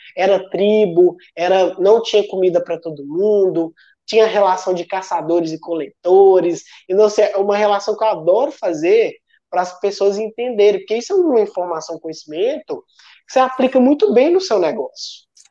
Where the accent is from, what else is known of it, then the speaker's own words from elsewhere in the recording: Sete Lagoas, Minas Gerais, Brazil; eu sou mineiro de Sete Lagoas, uma cidade de 200 mil pessoas